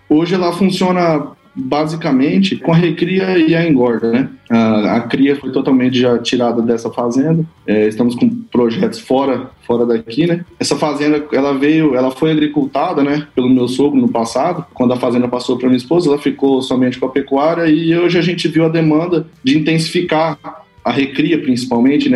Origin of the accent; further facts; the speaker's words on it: Mato Grosso do Sul, Brazil; also born or lived in Campo Grande; eu sou natural de Campo Grande, né, no Mato Grosso do Sul. É, quando tinha três anos de idade, aí, é, houve uma demanda pelo meu pai se migrar para a fazenda do sogro